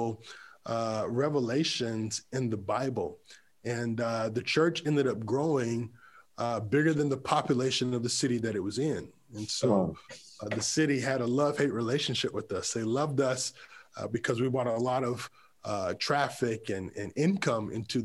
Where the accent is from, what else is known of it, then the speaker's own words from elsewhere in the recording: Creedmoor, North Carolina, United States; I grew up in a city called Creedmoor, North Carolina.